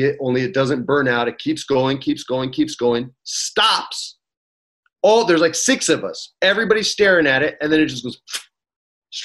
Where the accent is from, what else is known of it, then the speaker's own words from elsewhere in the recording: Los Angeles, California, United States; also born or lived in Albuquerque, New Mexico; He goes, "Where are you from?" I go, "LA."